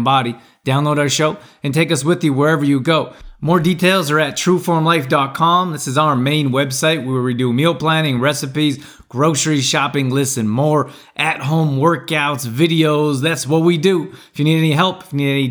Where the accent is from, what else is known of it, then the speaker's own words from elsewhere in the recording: Canada; I grew up in Canada